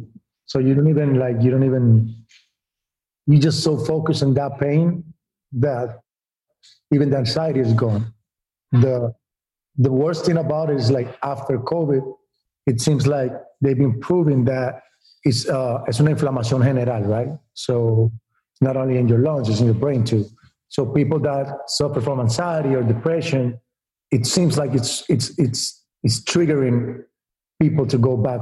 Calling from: Los Angeles, California, United States; I'm in LA right now.

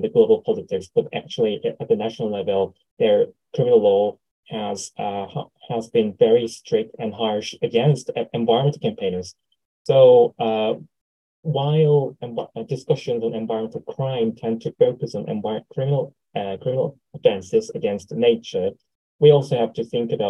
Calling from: South Korea; English is a second language; I'm speaking from South Korea.

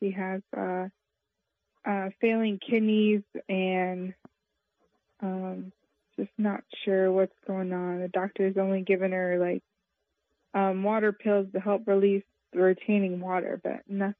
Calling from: Indianapolis, Indiana, United States; I'm calling from Indianapolis, Indiana.

